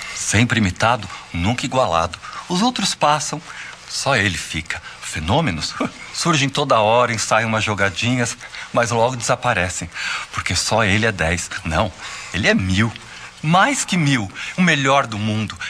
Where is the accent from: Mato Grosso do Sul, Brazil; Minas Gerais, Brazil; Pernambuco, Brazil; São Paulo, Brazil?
São Paulo, Brazil; Santos; Porque também meu pai foi morar em Santos, né? Quando eu era pequeno, imagina na rua da Vila Belmiro